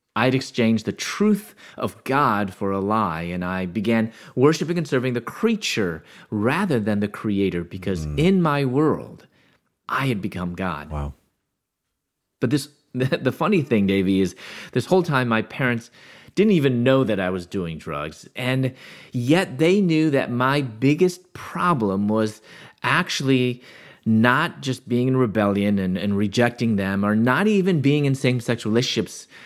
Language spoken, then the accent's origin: English; Chicago, Illinois, United States; moved away as an adult; also born or lived in Louisville, Kentucky; born in the Chicago area